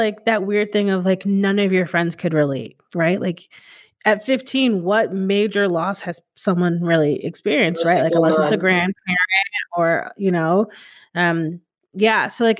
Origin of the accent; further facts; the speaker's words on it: Northeast, United States; so growing up in the Northeast, like, which I find very interesting, like in the South, it's like, you're just white, but people in the Northeast, it's like very much a melting pot.